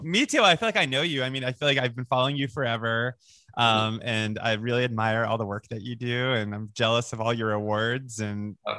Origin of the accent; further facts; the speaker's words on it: Boca Raton, Florida, United States; also born or lived in Long Island, New York; on Long on Long Island, and then we moved to Boca Raton, Florida